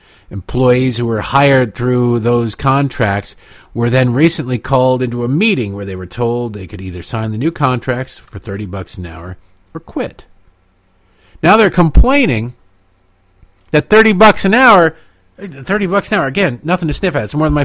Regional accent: Michigan, United States; now in Maryland, United States; My home state of Michigan. Oh, Michigan, my Michigan.

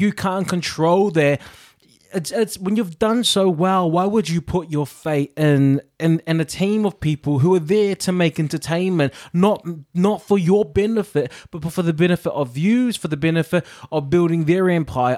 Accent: New Zealand; moved away; I'm a Kiwi

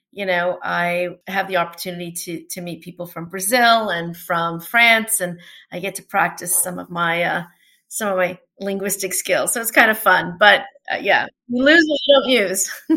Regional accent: Toronto, Ontario, Canada; first language Portuguese; English is a second language; also born or lived in New York, United States; I'm a Toronto native. I grew up here in Toronto, born and raised

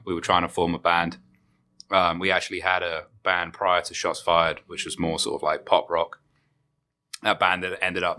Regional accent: England, United Kingdom; also born or lived in Europe; now in United States; I'm from England

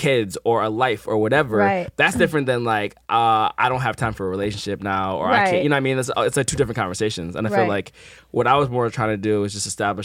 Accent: Midwest, United States; now in Los Angeles, United States; growing up in the Midwest

